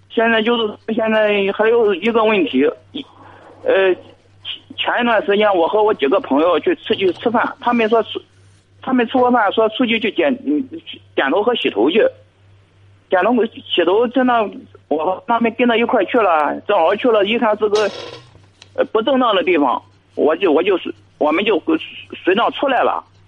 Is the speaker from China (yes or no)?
yes; Jiangsu, China; now in Zhangqiu, China; 我老家是江苏的，我现在在你们这荡秋打工